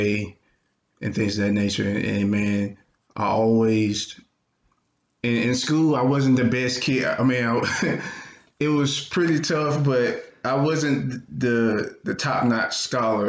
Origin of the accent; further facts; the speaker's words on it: Anniston, Alabama, United States; I'm from Anniston, Alabama. It's Northeast Alabama. Grew up in a single parent household